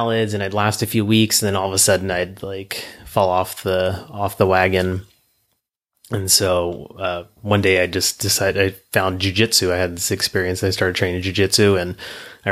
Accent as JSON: {"language": "English", "town": "Lodi", "region": "California", "country": "United States", "tie": "born or raised there", "said": "my hometown in Lodi"}